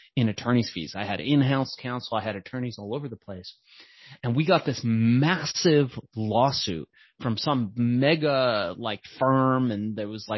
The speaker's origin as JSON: {"language": "English", "town": "Los Angeles", "region": "California", "country": "United States", "tie": "born or raised there", "also_born_or_lived": "Iran", "said": "I was born in Iran. We moved to Los Angeles eventually"}